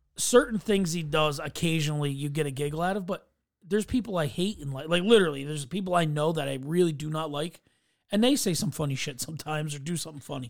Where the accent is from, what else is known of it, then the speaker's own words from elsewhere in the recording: New York, United States; as a New Yorker